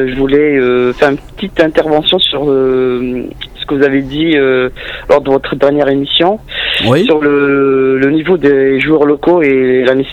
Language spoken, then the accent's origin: French; Algeria; moved away as an adult; now in France; moi j'ai grandi au Bled, enfin en Algérie. Donc euh, j'ai passé la plus grande partie de ma, euh, de, ma jeunesse en Algérie, j'ai vécu là-bas jusqu'à 22 ans. Donc je suis venu en France